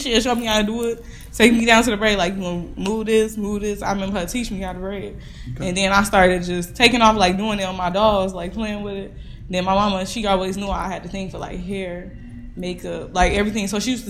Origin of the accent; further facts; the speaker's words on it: Kankakee, Illinois, United States; moved away as an adult; also born or lived in Warner Robins, Georgia; my hometown, Kankakee, Illinois.